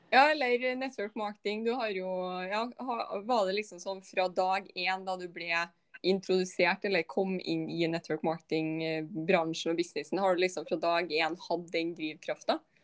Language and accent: Norwegian; Malvik, Trøndelag, Norway; Jeg er jo også bare liksom fra ja, Malvik, liksom utafor Trondheim